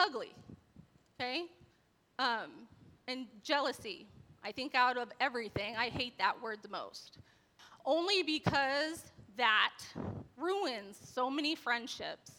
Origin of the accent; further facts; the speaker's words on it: Torrance, California, United States; I was born in Torrance, California.